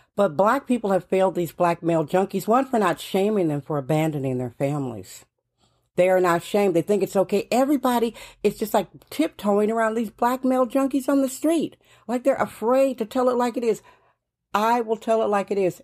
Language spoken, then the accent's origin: English; Milwaukee, Wisconsin, United States; moved away as an adult; now in San Francisco, United States; I am originally from Milwaukee, Wisconsin.